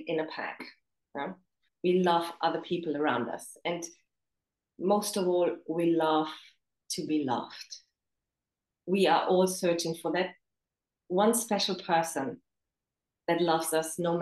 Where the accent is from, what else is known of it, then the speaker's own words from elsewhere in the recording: Germany; also born or lived in Romania / England; now in China; I was born in Romania. I grew up in Germany.